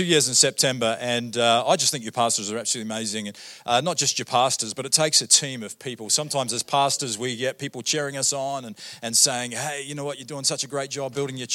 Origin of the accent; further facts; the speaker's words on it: New Zealand; moved away as an adult; also born or lived in Australia; now in Canada; I grew up in New Zealand. First 23 years of my life, I lived in New Zealand.